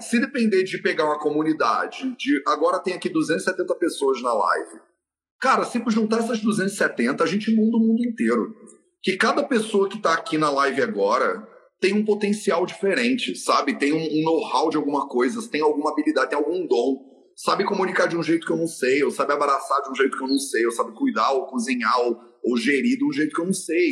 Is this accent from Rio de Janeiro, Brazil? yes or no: yes; Rio de Janeiro, Brazil; o lado da minha mãe da família é português e o lado do meu pai da família é nordestino, né, de Alagoas. Então, a, a, olha essa mistura. E eu ainda nasci no Rio de Janeiro.